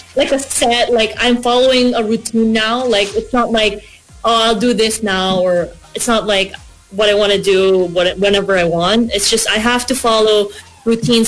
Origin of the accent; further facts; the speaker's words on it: Philippines; moved away as an adult; now in Australia; I'm from the Philippines